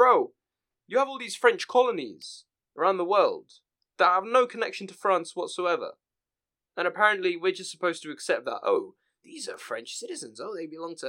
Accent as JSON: {"language": "English", "country": "United Kingdom", "said": "I'm British"}